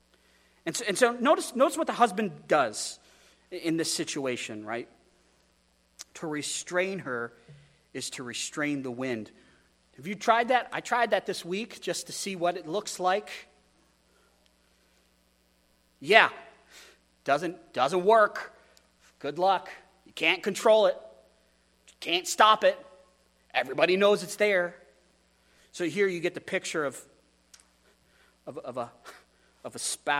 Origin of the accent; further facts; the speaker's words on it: Wyoming, United States; now in Astoria, United States; I come from Wyoming